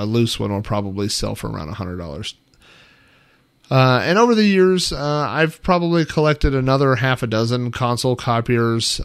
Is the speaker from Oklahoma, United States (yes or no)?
yes; Oklahoma, United States; a kid and growing up in the Midwest, in the middle of Oklahoma